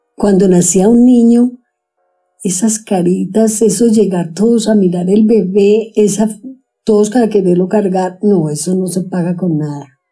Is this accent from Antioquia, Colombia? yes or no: yes; Sonsón, Antioquia, Colombia; now in Medellín, Colombia; Yo crecí en Sonsón, estudiaba en el colegio